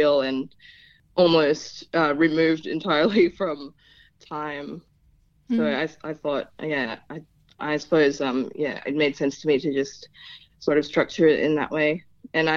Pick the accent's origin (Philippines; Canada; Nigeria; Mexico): Philippines; first language Tagalog; English is a second language; also born or lived in Hobart, Tasmania; now in Tasmania, Australia; I was actually born in Hobart due to just some medical issues. But very soon after I was born, my family went back to the Philippines, and I grew up over there.